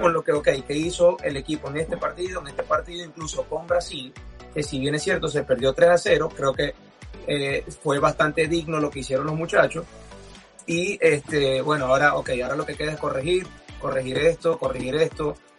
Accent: Venezuela; nosotros como venezolanos y como futbolistas estamos acostumbrados en Venezuela

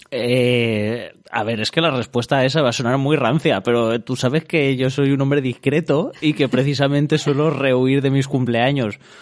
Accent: Alicante, Valencian Community, Spain; que somos la gente de Alicante

